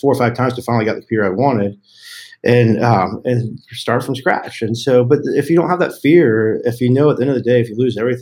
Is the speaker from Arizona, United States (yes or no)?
no; Colorado, United States; also born or lived in Texas; I moved from Texas to Colorado when I was a kid, and Colorado back in the day was very much still Wild Wild West